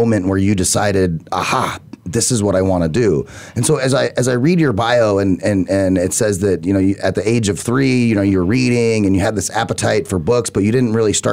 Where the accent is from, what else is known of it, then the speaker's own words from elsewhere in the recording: Arizona, United States; I'm from Arizona